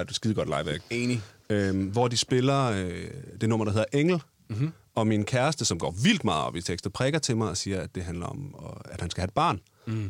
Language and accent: Danish; Odense, Southern Denmark, Denmark; moved away; dengang jeg boede hjemme i Lille Odense